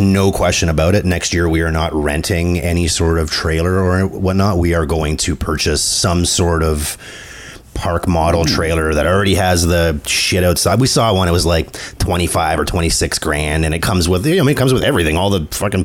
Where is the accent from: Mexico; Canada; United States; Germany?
Canada; I'm French Canadian